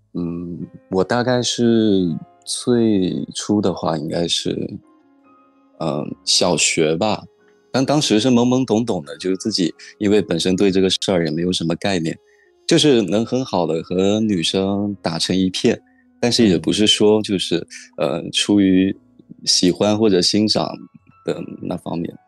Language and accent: Chinese; Xiamen, Fujian, China; 我是来自福建省厦门市